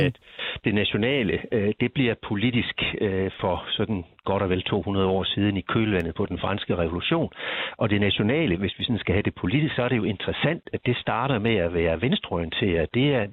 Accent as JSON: {"language": "Danish", "country": "Denmark", "said": "jeg kan jo ikke løbe fra, at jeg er dansker"}